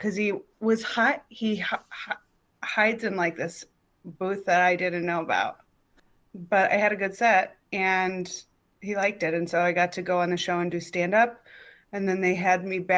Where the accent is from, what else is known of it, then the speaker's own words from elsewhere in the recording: Milwaukee, Wisconsin, United States; moved away as an adult; also born or lived in Chicago; now in Los Angeles, United States; I'm from Milwaukee. Milwaukee. I moved here from Chicago. Yeah, I did 3 years of stand-up in Milwaukee and then three in Chicago